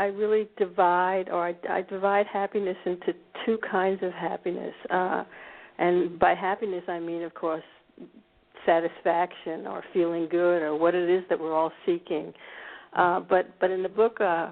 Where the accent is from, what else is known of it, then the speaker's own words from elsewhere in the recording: D.C., District of Columbia, United States; moved away as an adult; now in Scandinavia; born in America. I grew up actually in a suburb of Washington, D.C.